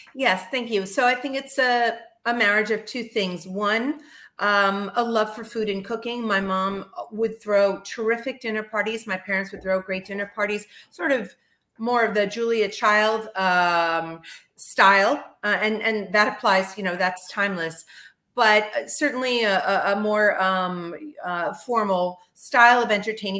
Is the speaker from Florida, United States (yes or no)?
yes; Miami Beach, Florida, United States; moved away as an adult; now in Northeast, United States; I'm born and raised in Miami Beach, Florida